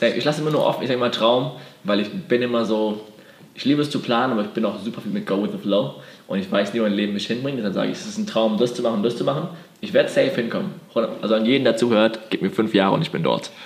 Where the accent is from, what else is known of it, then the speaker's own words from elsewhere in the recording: Bad Dürkheim, Rhineland-Palatinate, Germany; moved away as an adult; also born or lived in Berlin; ich komme ursprünglich aus Bad Dürkheim. Das ist eine kleine mhm. Stadt, bin schon groß geworden